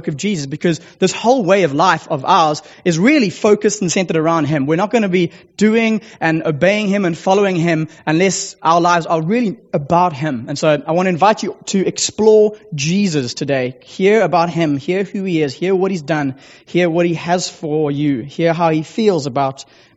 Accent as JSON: {"language": "English", "area": "Sea Point", "region": "Western Cape", "country": "South Africa", "said": "I do hail from the small coastal village of Seapoint, just down the road"}